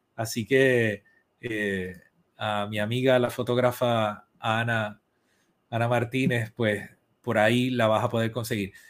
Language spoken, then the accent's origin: Spanish; Puerto Rico; soy boricua